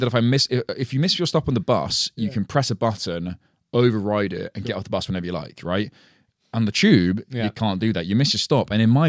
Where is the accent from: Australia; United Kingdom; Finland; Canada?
United Kingdom; London; born there; Because although I was born in London, right? This is all I've ever known and lived in.